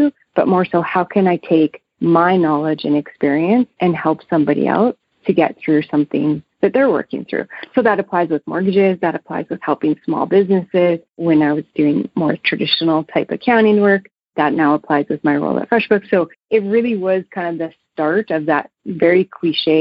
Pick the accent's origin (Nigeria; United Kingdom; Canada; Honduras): Canada; Manitoba; also born or lived in Lethbridge, Alberta; now in Calgary, Canada; I grew up in Manitoba